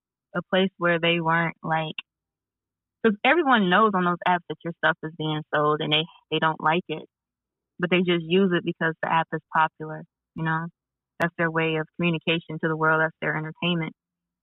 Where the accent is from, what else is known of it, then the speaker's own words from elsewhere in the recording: Chicago, Illinois, United States; Chicago, my hometown